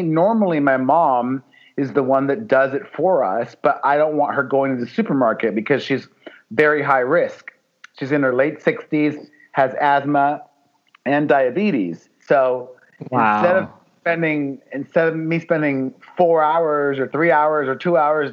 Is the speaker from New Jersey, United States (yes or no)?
no; Miami, Florida, United States; moved away as an adult; also born or lived in New York City; now in Los Angeles, United States; grow up in Miami, the son of two Cuban immigrants